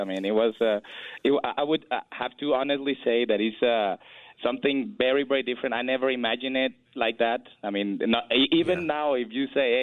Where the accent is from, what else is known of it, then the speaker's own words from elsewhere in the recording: Mexico; moved away as an adult; now in United States; I lived in Mexico until I was 24